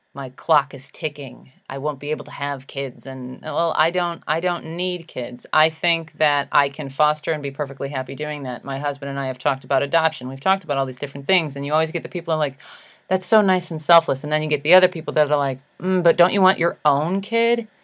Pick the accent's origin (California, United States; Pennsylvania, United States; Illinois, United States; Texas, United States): Illinois, United States; Chicago; I'm from Chicago